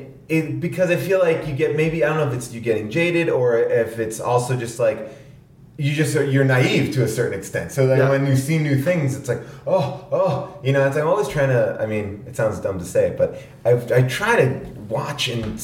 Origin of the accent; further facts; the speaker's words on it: Long Island, New York, United States; I grew up in New York on Long Island, and then I moved into the city